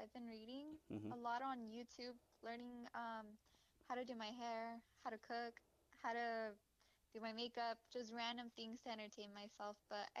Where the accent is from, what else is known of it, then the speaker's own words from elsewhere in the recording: Turlock, California, United States; I am born and raised in Turlock, California.